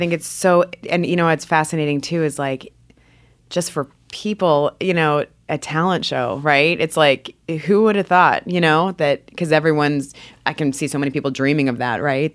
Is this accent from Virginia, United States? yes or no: yes; Northern Virginia, United States; I grew up in Northern Virginia